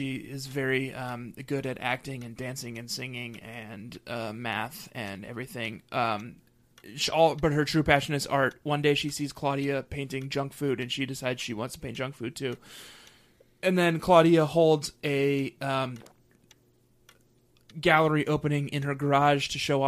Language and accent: English; Colorado, United States; growing up in Colorado